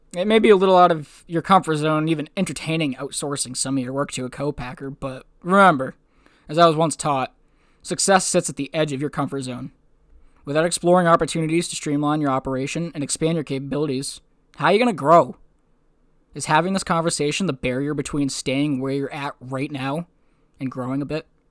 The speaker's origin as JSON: {"language": "English", "region": "New Hampshire", "country": "United States", "tie": "born or raised there", "moved": "yes", "lives_now": "Maine, United States", "said": "my home state of New Hampshire, here in Maine"}